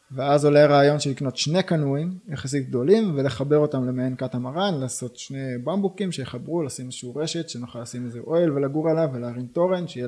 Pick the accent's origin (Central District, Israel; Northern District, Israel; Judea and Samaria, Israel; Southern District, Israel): Northern District, Israel; Michmanim; אני נולדתי במכמנים וגר היום גם במכמנים.